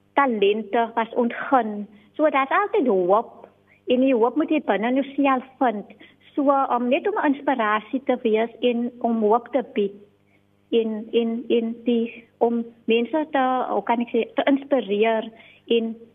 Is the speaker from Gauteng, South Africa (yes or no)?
no; Riverlands, Western Cape, South Africa; Ek is gebore in Rawelens en ek het daar ook groot geword